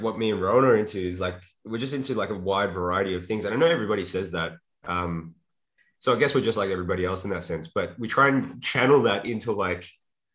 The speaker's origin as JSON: {"language": "English", "town": "Melbourne", "region": "Victoria", "country": "Australia", "said": "I'm from Australia, Melbourne, Australia."}